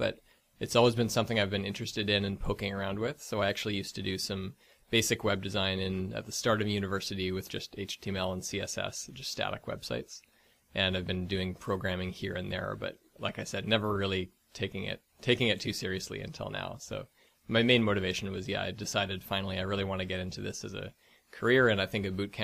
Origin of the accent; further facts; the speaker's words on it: Victoria, British Columbia, Canada; now in Vancouver, Canada; I'm from Victoria, BC, so not too much of a hop away from here.